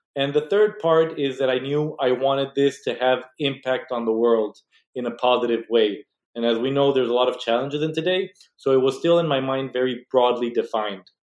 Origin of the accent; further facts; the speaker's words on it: Mexico; moved away as an adult; now in United States; I was born and raised in Mexico